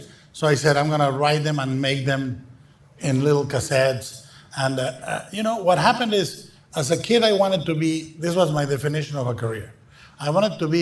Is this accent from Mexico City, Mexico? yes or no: no; Guadalajara, Jalisco, Mexico; English is a second language; In Mexico, I was born and raised in Guadalajara